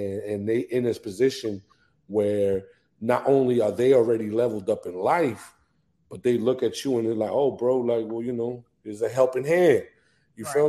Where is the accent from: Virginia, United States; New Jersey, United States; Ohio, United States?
New Jersey, United States; moved away as an adult; now in Atlanta, United States; I'm from Jersey. Like, you know what I'm saying? I was raised in Jersey